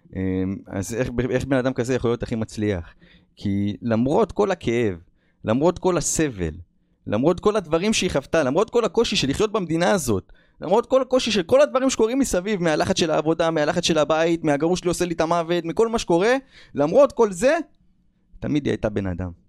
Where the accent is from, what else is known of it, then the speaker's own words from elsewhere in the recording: Israel; moved away as an adult; also born or lived in United States; אני ברחתי מהארץ בגיל עשרים ושתיים